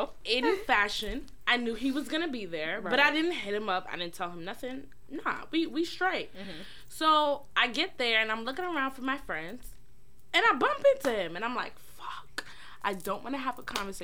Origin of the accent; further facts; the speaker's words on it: New York City, New York, United States; Because I'm actually from New York. Like, don't get it fucked up. Like, I'm a Brooklyn chick.